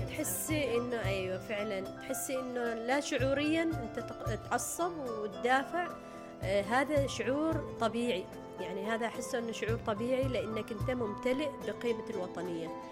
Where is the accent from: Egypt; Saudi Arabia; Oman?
Oman; انا مثلا انا عماني